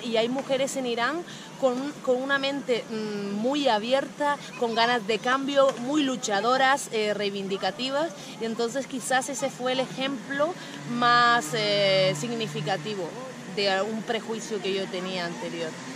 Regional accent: Canary Islands, Spain; moved away as an adult; soy de las Islas Canarias

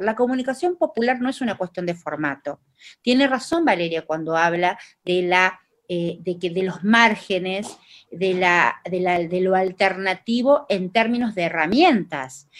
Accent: Tucumán, Argentina; accent: tucumano; Hablo en tucumano yo, porque soy tucumana

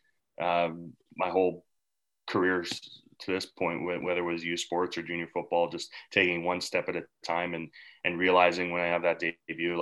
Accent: Canada; also born or lived in Regina

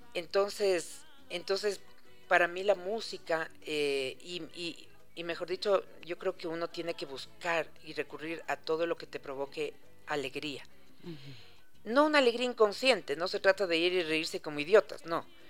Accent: Ecuador; somos los ecuatorianos

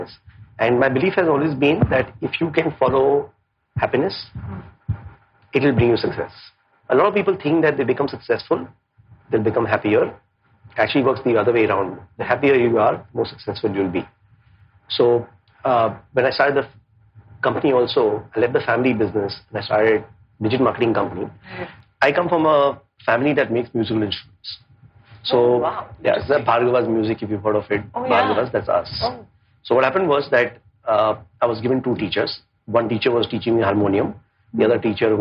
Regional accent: Mumbai, Maharashtra, India; also born or lived in Mussoorie, Uttarakhand; when I came back from Masuri to Bombay

